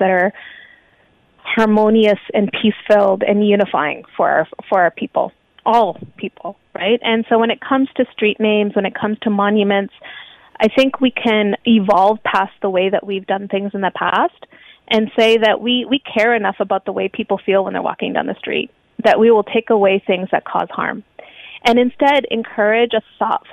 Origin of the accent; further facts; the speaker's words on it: Canada; I'm a child of immigrants. I was born in this country.